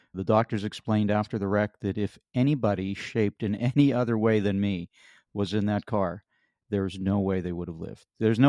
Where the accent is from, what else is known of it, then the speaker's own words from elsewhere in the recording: Pennsylvania, United States; You know, I grew up in Western Pennsylvania, and I thought, you know, we had big tractors.